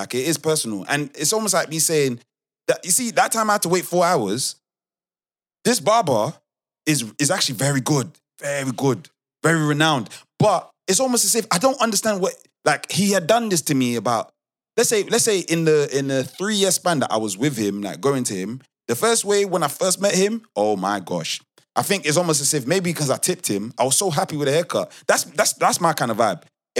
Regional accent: United Kingdom; but I'm British.

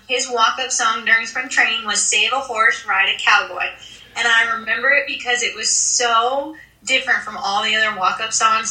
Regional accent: 45 minutes from Williamsport, Pennsylvania, United States; my hometown is 45 minutes from the stadium because I used to commute in, and I we used to go to cross games all the time when I was little

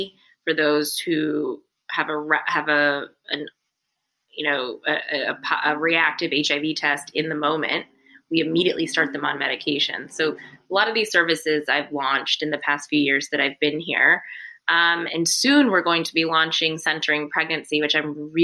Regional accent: South Carolina, United States; now in New York, United States; I'm actually from South Carolina, born and raised.

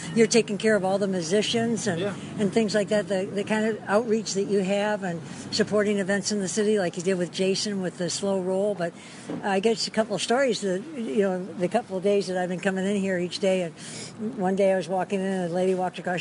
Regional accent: Detroit, Michigan, United States; now in Hawaii, United States; Detroit's my hometown, and Hawaii is my home here

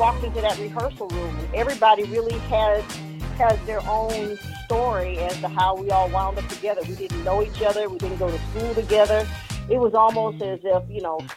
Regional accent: Los Angeles, California, United States; also born or lived in Chicago, Illinois; I'm actually living out here in Los Angeles. I've been here most of my life, but I was born in Chicago, Illinois. Lived there till I was 10, and my parents moved to California for better weather

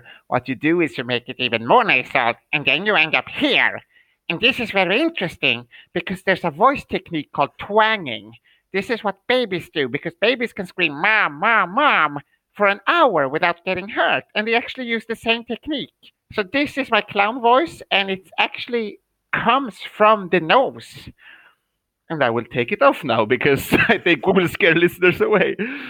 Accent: Uppsala, Uppsala County, Sweden; moved away as an adult; now in Shanghai, China; I am in my hometown in Sweden. It's called Uppsala. It's the fourth biggest city of Sweden.

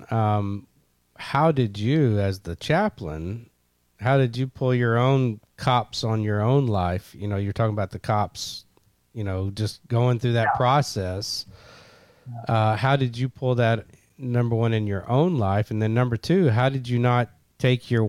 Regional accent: Murray, Kentucky, United States; I'm from Kentucky. I'm from Kentucky. I think I told you that I grew up in Murray, Kentucky.

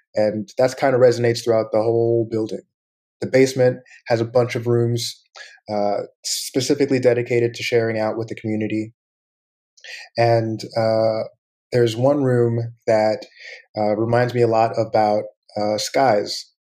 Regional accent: Florida, United States; moved away as an adult; also born or lived in Panama; now in Oakland, United States; I grew up in Florida

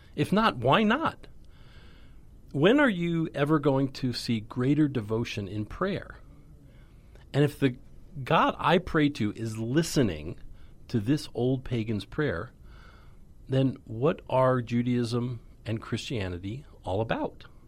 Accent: United States; I knew who I was as an American

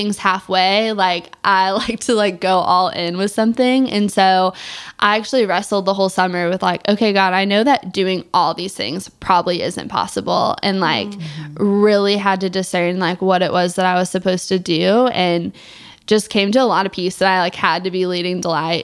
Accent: Missouri, United States; I'm from Missouri

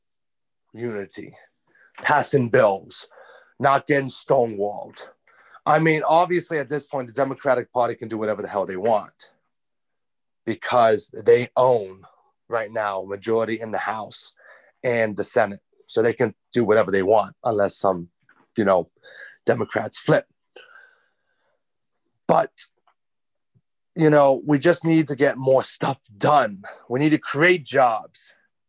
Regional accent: New York, United States; accent: New York; I'm a New Yorker

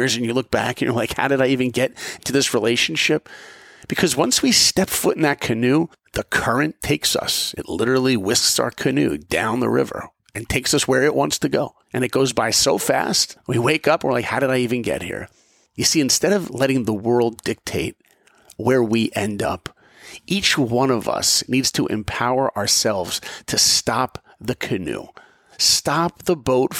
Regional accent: East Coast, United States; because I grew up on the East Coast and hey, that's where I live.

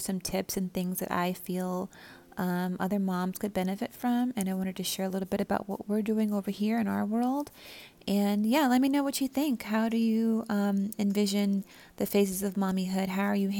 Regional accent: Southern California, United States; growing up in Southern California, it's just like it's kind of like a second language, like by default.

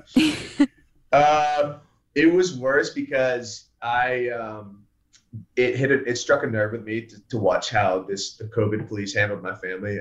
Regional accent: the South, United States; born or raised there; accent: muddled; also born or lived in Pittsburgh, Pennsylvania

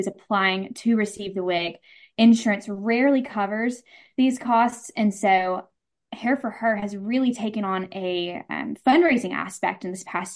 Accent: Madison, Mississippi, United States; I am from Madison

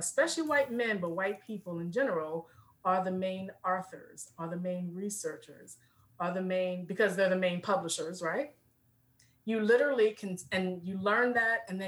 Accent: Richmond, Virginia, United States; I'm born and raised in Richmond, VA, which is the second capital of the Confederacy

